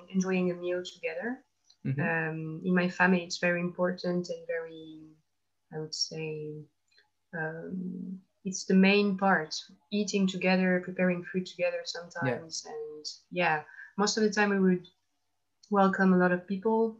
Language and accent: English; Toulouse, Occitania, France; English is a second language; moved away as an adult; now in Paris, France; I'm from Toulouse in France, a city of the south of France. Now I live in Paris because of work